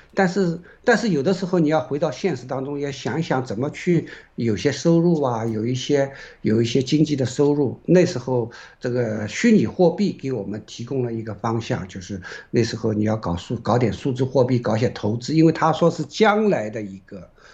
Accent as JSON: {"language": "Chinese", "country": "China", "said": "因为首先我们是个中国人，我们是爱中国的"}